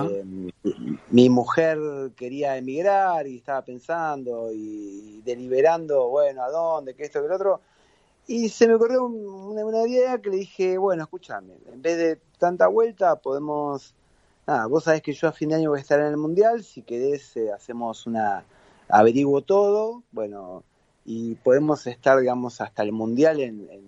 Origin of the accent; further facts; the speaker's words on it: Argentina; now in Qatar; Salí el 25 de abril de Argentina, llegué el 3 de mayo.